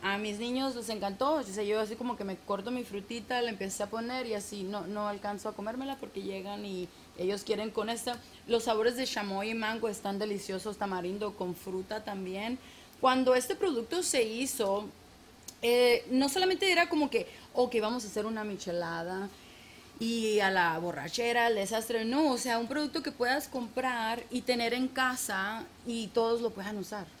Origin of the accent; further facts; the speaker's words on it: Mexico; es típico como mexicana, me dieron tres nombres, 200 apellidos